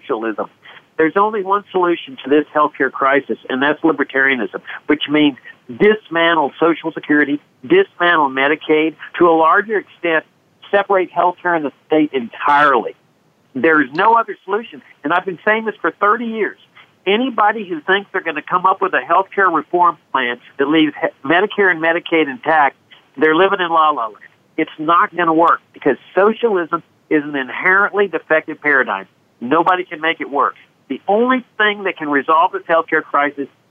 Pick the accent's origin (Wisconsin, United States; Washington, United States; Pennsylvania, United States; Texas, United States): Texas, United States; Laredo; I grew up in Laredo, which was the poorest city in the United States